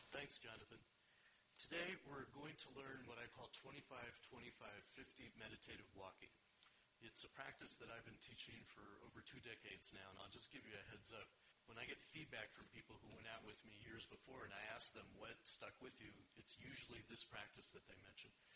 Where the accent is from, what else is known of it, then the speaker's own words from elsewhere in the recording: Los Angeles, California, United States; moved away as an adult; also born or lived in Israel; I grew up in California, in Los Angeles, but lived in Israel for 15 years